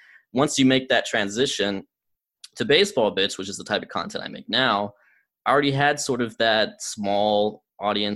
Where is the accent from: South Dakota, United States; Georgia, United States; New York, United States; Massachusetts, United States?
Georgia, United States; also born or lived in Germany; I was living in my hometown, in Georgia